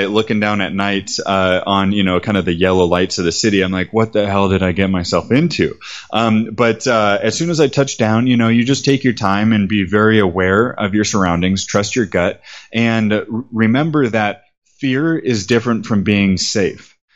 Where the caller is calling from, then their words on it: Medellin, Antioquia, Colombia; I'm calling you from Medellin right now. Medellin Colombia